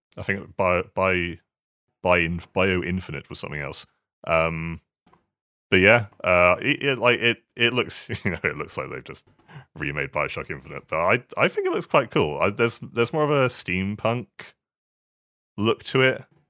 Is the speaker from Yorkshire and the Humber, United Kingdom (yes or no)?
no; Swindon, South West England, United Kingdom; moved away; I'm from Swindon